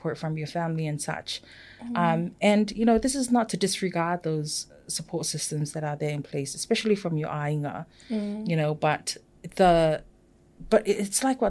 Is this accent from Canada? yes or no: no; Samoa; first language Samoan; English is a second language; moved away; I was born and raised in Samoa.